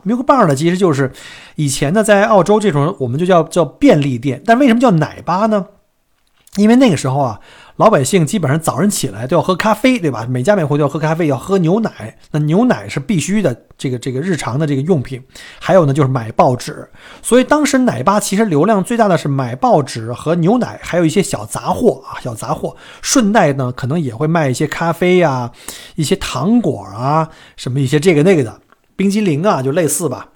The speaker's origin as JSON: {"language": "Chinese", "country": "China", "moved": "yes", "lives_now": "Melbourne, Australia", "said": "这个不光是我们中国人啊"}